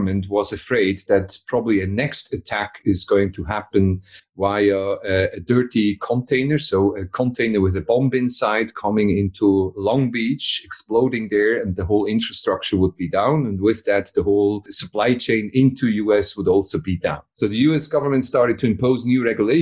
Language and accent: English; Switzerland; I'm from Switzerland.